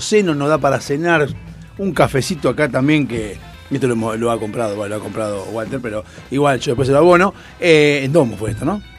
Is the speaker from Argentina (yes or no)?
yes; Argentina; somos argentinos